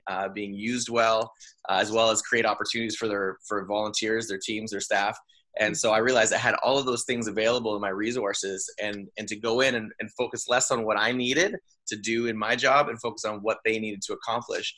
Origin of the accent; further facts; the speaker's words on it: Canada; I'm making a living as a Canadian entertainer